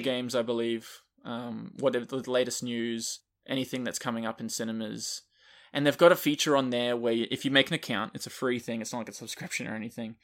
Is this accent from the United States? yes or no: no; Australia; I'm Australian